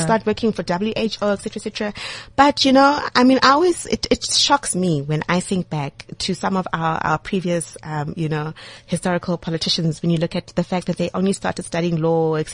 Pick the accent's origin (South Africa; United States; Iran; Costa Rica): South Africa; as a South African